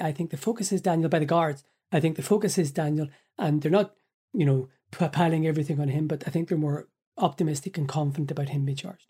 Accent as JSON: {"language": "English", "town": "Belfast", "region": "Northern Ireland", "country": "United Kingdom", "tie": "born or raised there", "moved": "as an adult", "lives_now": "Ireland", "said": "I was born in Belfast in August nineteen seventy, lived in North Belfast until nineteen ninety-seven"}